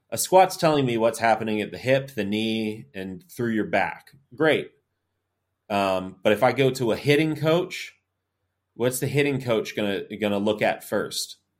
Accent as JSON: {"language": "English", "town": "Tallahassee", "region": "Florida", "country": "United States", "tie": "born or raised there", "said": "I'm from Tallahassee, so I grew up"}